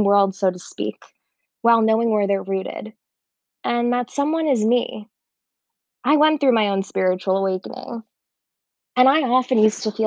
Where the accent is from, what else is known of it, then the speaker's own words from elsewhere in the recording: Miami, Florida, United States; moved away as an adult; also born or lived in Israel; I grew up in Miami